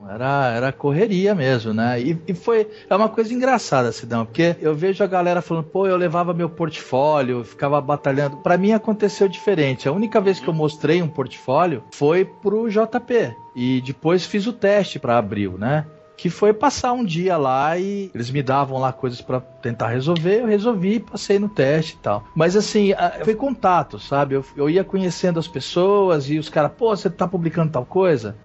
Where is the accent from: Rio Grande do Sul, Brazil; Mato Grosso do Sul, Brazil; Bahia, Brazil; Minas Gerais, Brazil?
Mato Grosso do Sul, Brazil; also born or lived in Rio de Janeiro; now in São Paulo, Brazil; sou de Mato Grosso do Sul